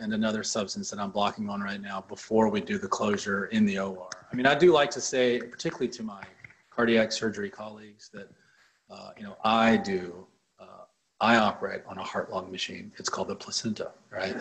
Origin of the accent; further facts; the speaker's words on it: Mississippi, United States; now in Nashville, United States; I'm from Mississippi